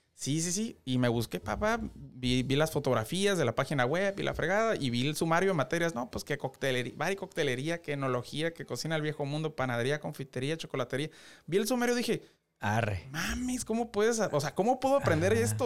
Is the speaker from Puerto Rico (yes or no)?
no; Mexicali, Baja California, Mexico; soy de Mexicali